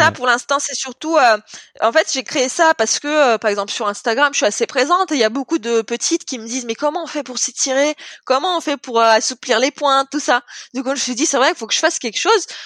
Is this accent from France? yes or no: yes; France; en plus, comme je suis française, le public il est à fond envers, euh, envers les Français